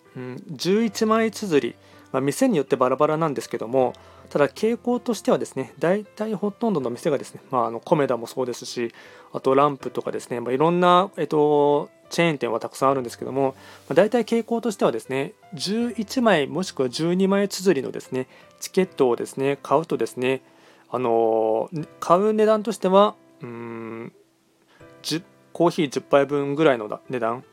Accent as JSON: {"language": "Japanese", "town": "Nagoya", "region": "Aichi", "country": "Japan", "tie": "born or raised there", "also_born_or_lived": "Tokyo / Yokohama", "said": "僕はずっと、なんていうの、まあ、愛知県生まれです。"}